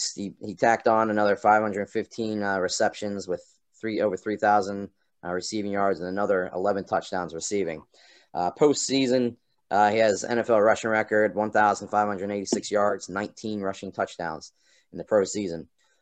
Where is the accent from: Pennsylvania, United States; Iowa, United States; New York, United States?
Pennsylvania, United States; Pittsburgh; We're all from Pittsburgh, all of us, actually.